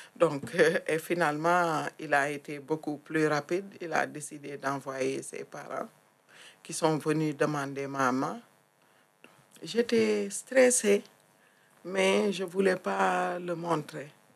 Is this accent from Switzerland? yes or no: no; Thiès, Senegal; moved away as an adult; also born or lived in Casamance; now in France; Je suis née au Sénégal. J'ai grandi dans une région qui se situe à 70 euh, km de Dakar, qui s'appelle Thiès.